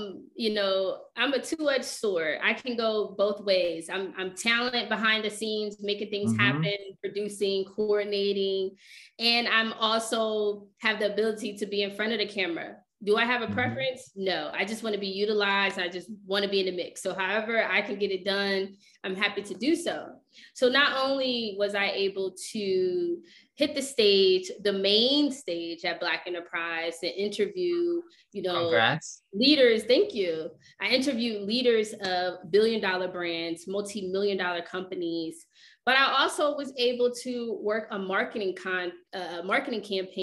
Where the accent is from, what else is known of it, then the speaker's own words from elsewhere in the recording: Philadelphia, Pennsylvania, United States; I am from Philadelphia